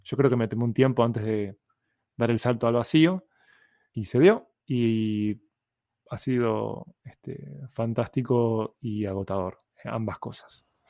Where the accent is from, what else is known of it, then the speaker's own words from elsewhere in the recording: Uruguay; Soy un cliché uruguayo